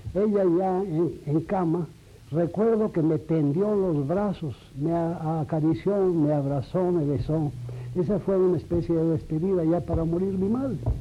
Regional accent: Aguascalientes, Mexico; moved away; also born or lived in Mexico City; varias casas ocupamos en toda la, estancia de mi vida en Aguascalientes hasta el año de 1917 en que yo dejé eh, mi tierra, dejé Aguascalientes para venir a la capital

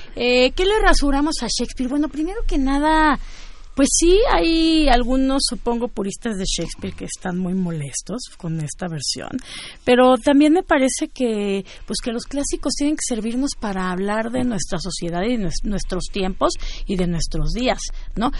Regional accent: Celaya, Guanajuato, Mexico; por el Bajío, como por donde yo crecí, que fue en Celaya

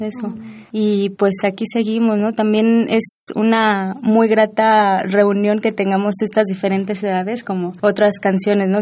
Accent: Nezahualcóyotl, State of Mexico, Mexico; Yo soy de Nesa y también en las calles ahí tocamos

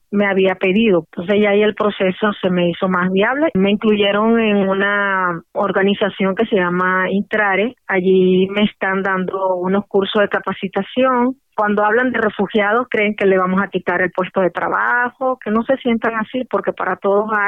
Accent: Venezuela; moved away as an adult; also born or lived in United States; now in Mexico; de profesión abogada, en especialización en materia de niños, niñas y adolescentes. Salí de Venezuela el 26 de abril del 2017

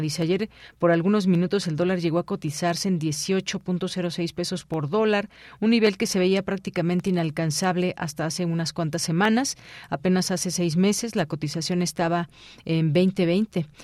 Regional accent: Mexico

